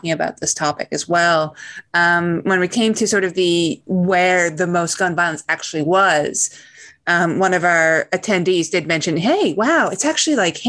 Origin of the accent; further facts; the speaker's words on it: Newfoundland and Labrador, Canada; I come from Newfoundland. Newfoundland, you know, it's not dangerous